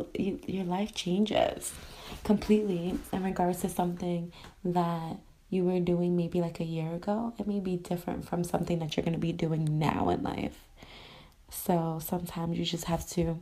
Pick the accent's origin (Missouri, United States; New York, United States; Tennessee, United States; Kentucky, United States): New York, United States; moved away as an adult; now in Los Angeles, United States; I am born and raised in New York, which I love, proud to be from there. But now I am currently living in Los Angeles, California